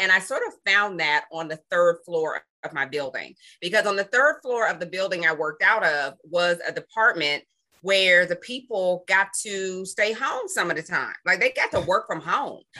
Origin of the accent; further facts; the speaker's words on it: Pittsburgh, Pennsylvania, United States; now in Atlanta, United States; I hail from Pittsburgh, Pennsylvania, but I've lived in Atlanta, Georgia for a very, very long time.